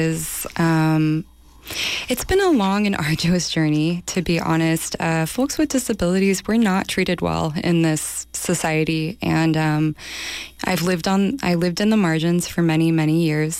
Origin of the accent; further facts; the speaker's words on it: Los Angeles, California, United States; moved away as an adult; now in San Francisco Bay Area, United States; I'm from Los Angeles. I moved to the Bay in 2002.